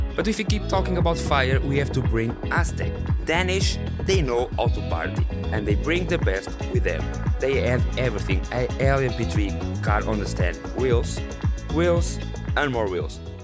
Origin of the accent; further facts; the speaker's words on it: Coimbra, Centro, Portugal; from my hometown Coimbra